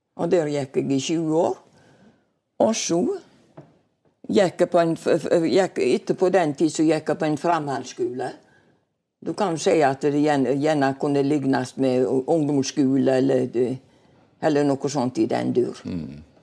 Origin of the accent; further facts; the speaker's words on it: Bømlo, Vestland, Norway; also born or lived in Stord; now in Kaldestad, Norway; Jeg kom fra Bømlo, ja. Håvik